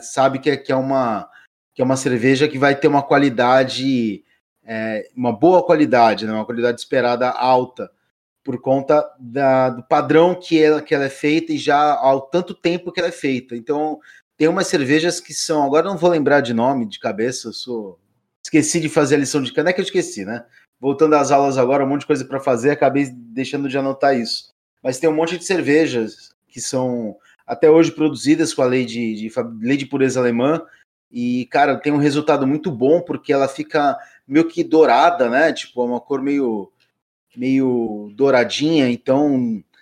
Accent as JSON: {"language": "Portuguese", "country": "Brazil", "said": "Como um bom caiçara"}